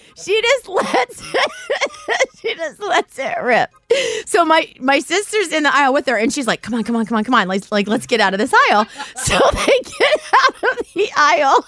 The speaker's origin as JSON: {"language": "English", "region": "Ohio", "country": "United States", "said": "I am from Ohio. I live in Cincinnati."}